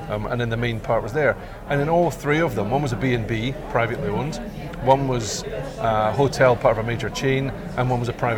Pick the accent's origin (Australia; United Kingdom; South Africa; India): United Kingdom; Scotland; we're Scottish